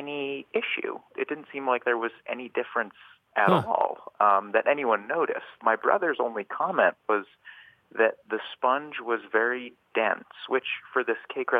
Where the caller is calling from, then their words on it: Cambridge, Massachusetts, United States; I'm calling from Cambridge.